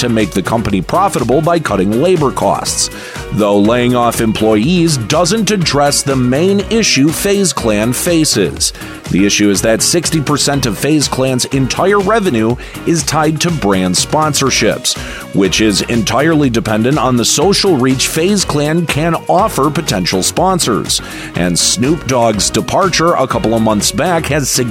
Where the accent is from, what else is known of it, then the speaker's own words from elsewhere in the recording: Michigan, United States; my home state of Michigan